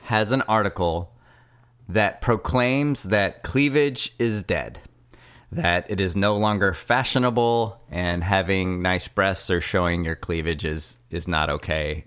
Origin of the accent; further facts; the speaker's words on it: Richmond, California, United States; I am from Richmond, but it's not like I didn't live in the hills in a nice house